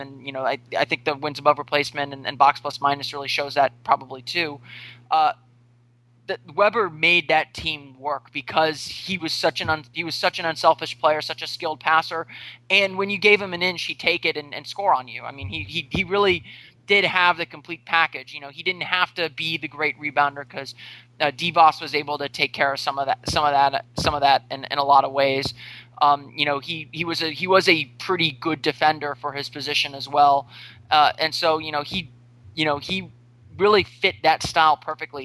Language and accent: English; Orlando, Florida, United States; I grew up on on the East Coast. Um, you know, I'm, I'm from Orlando